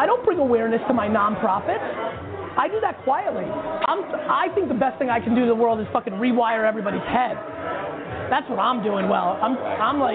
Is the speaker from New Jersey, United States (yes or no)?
yes; Edison, New Jersey, United States; I grew up in Edison, New Jersey